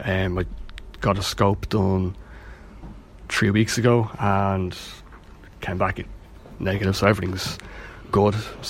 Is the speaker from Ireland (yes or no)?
yes; Leixlip, Leinster, Ireland; moved away as an adult; now in Bettystown, Ireland; I suppose I'm originally from Leixlip, but we moved out here because of the office I work in is in Balbriggan, so we moved out to Bettystown.